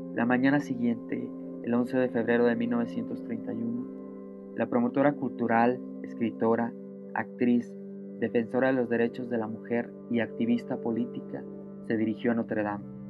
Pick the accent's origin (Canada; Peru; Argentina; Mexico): Mexico; northern Mexico; como decimos en el norte